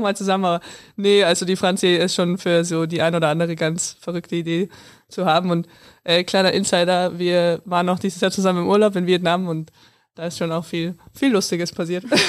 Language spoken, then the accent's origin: German; near Landshut, Bavaria, Germany; Es ist ja nah an meiner Heimat